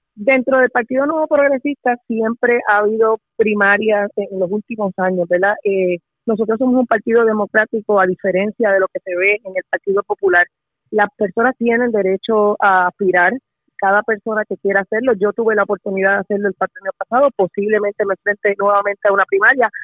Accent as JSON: {"language": "Spanish", "town": "Carolina", "country": "Puerto Rico", "said": "Yo soy residente de Carolina"}